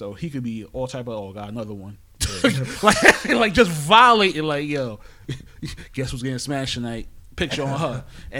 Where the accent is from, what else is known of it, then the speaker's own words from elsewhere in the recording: New York City, New York, United States; I'm from Brooklyn